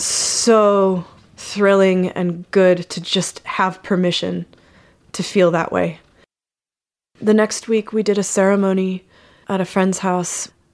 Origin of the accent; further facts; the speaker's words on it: Utah, United States; I grew up in Utah